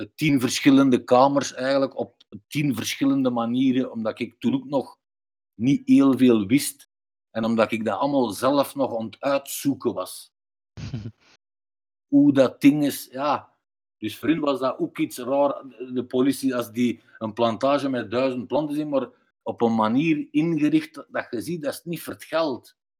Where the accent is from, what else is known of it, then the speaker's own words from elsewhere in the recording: Belgium; ik ben ook half Turks, half Belgisch